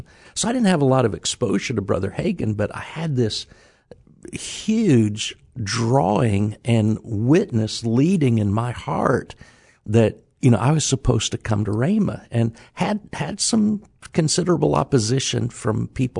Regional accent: Indiana, United States; But I was from Indiana, and I've got a Bulldog sweatshirt on.

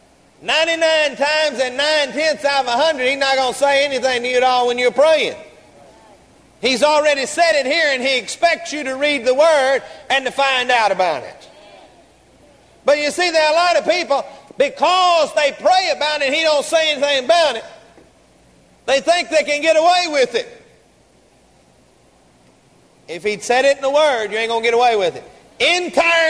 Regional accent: Garland, Texas, United States; We grew up together down in Garland

